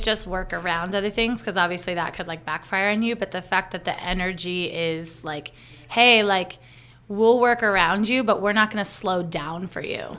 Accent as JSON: {"language": "English", "town": "Tucson", "region": "Arizona", "country": "United States", "tie": "born or raised there", "said": "here in my hometown in Arizona"}